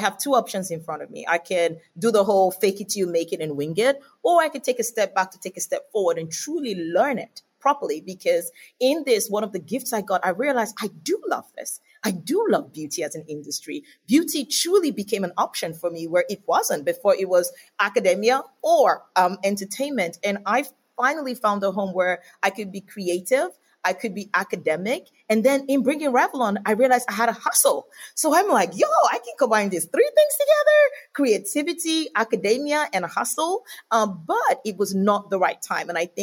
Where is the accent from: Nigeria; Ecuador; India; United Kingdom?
Nigeria; moved away as an adult; also born or lived in Australia; now in United States; originally Nigerian, and then I spent my adult life in Australia and naturalized as an Australian, so I'm both Nigerian and Australian, and even coming to America as well, it's been really good.